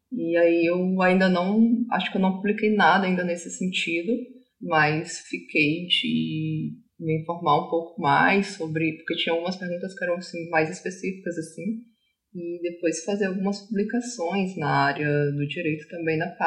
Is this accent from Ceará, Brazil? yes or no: yes; Ceará, Brazil; born there; also born or lived in Rio de Janeiro / Santa Catarina; Eu sou uma autista nômade, vou começar dizendo isso. Eu nasci no Ceará, morei no Rio e em Santa Catarina.